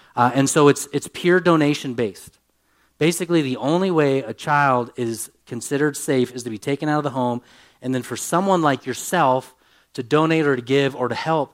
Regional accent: United States; I'm an American

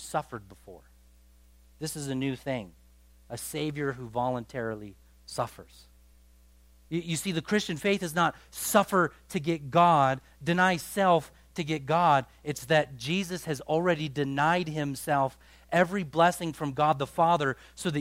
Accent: United States; Our culture as an American culture

